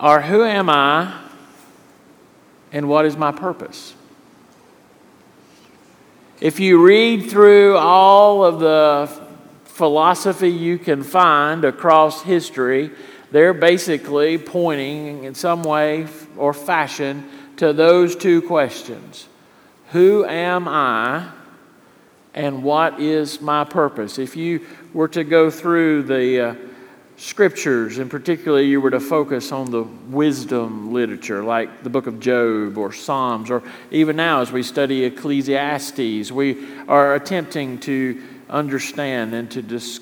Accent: Richlands, North Carolina, United States; I grew up in Richlands, North Carolina

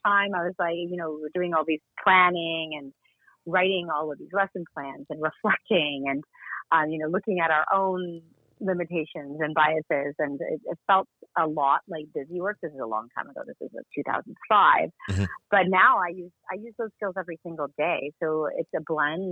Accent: Canada; I'm from Canada where, you know, physical health care is accessible to us

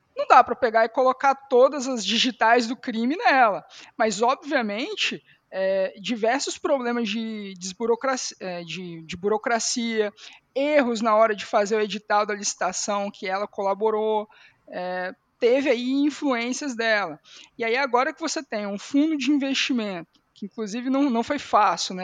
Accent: Espírito Santo, Brazil; como capixaba

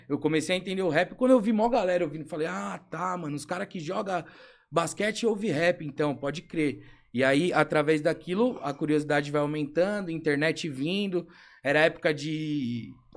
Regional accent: São Paulo, Brazil; Nascido e criado aqui na Pompeia

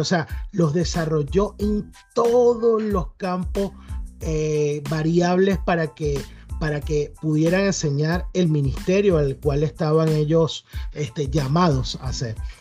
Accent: Venezuela; moved away as an adult; now in United States; yo soy venezolano

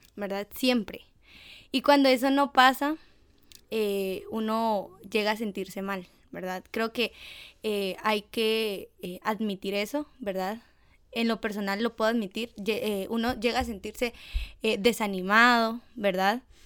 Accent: Guatemala; de Guate

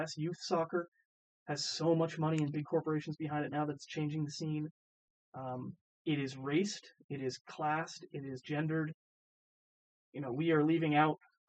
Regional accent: Vermont, United States; also born or lived in Boulder, Colorado; now in Charlottesville, United States; I grew up in I grew up in Vermont.

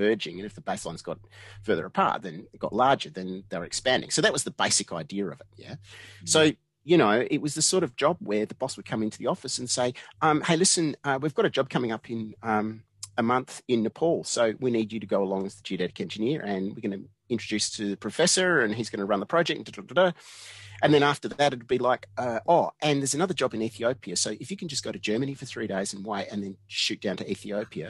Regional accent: Australia; moved away as an adult; I'm Australian, right? You know, I don't have a visa or anything like that.

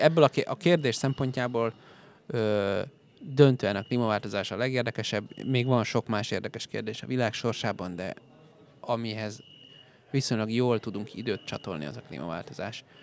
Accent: Hungary

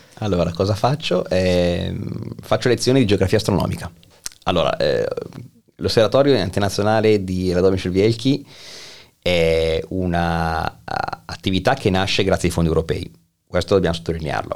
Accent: Milan, Lombardy, Italy; moved away as an adult; now in Kraków, Poland; essendo nato a Milano, quindi essendo un lombardo

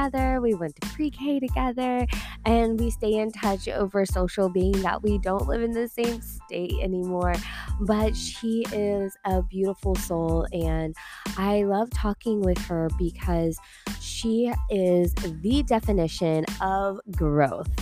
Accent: Tulsa, Oklahoma, United States; moved away as an adult; also born or lived in Kansas; now in Dallas, United States; we're from Tulsa, Oklahoma

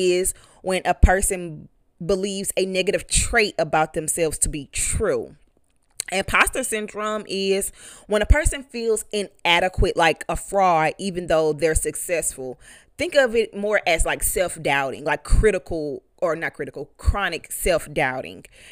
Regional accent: East St. Louis, Illinois, United States; I'm from East St. Louis

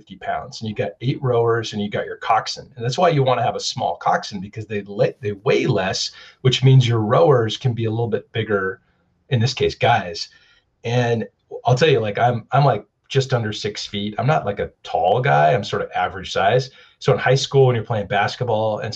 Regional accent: West Coast, United States; now in Seattle, United States; I'm from the West Coast.

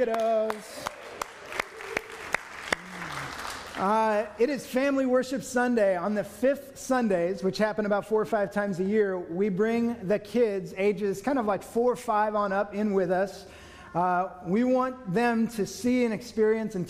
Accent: Newbury Park, California, United States; I grew up in Newbury Park

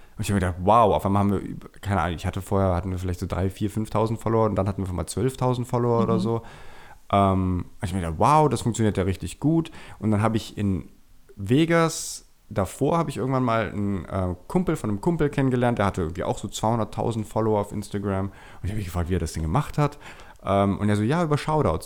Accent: Germany; moved away as an adult; now in Vienna, Austria; ich bin ja gebürtiger Deutscher, wie man wahrscheinlich hört, bin auch dort aufgewachsen, in der Schule gegangen

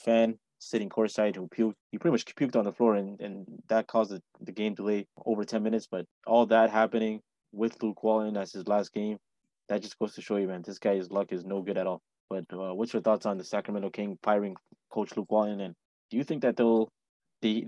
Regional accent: Abu Dhabi, United Arab Emirates; moved away; also born or lived in Dubai; I grew up in Abu Dhabi, and I worked in Dubai for a little bit

